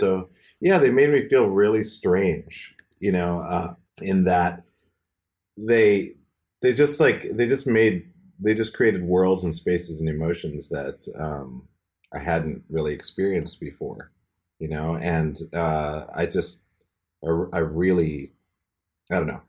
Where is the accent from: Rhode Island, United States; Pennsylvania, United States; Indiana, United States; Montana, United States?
Montana, United States; moved away; my hometown, Montana